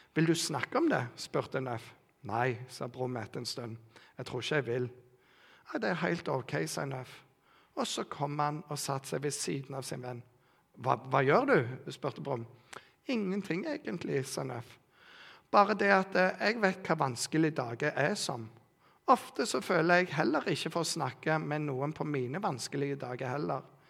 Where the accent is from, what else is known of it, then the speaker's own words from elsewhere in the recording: Bryne, Rogaland, Norway; jeg vokste opp i Bryne misjonskirke